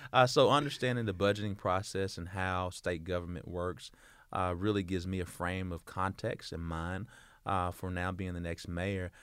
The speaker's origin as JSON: {"language": "English", "town": "Little Rock", "region": "Arkansas", "country": "United States", "tie": "born or raised there", "said": "born in Doctors Hospital, born, raised, and I still reside in Southwest Little Rock."}